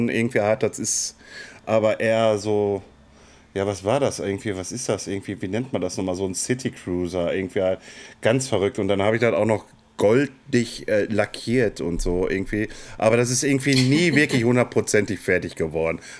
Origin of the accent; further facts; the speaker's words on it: Castrop-Rauxel, North Rhine-Westphalia, Germany; ja, ich, komm, ich, ich, ich komme aus Kastrop. Ja, ja.